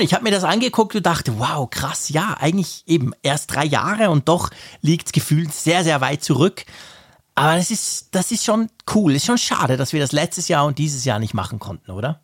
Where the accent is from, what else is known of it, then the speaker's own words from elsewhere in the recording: Switzerland; wir als Schweizer